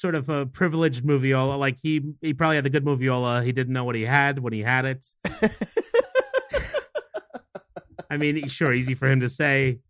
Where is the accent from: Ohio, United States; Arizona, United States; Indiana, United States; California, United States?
Ohio, United States; I'm from Ohio